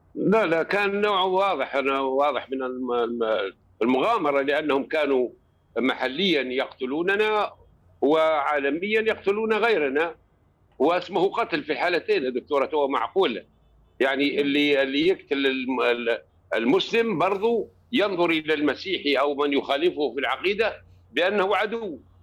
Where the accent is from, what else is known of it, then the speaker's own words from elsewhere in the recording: Tripoli, Tripoli District, Libya; عندنا في طرابلس